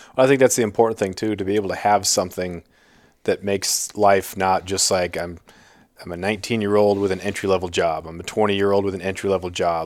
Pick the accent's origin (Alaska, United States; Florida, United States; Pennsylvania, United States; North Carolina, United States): Alaska, United States; Prince of Wales Island; growing up on Prince of Wales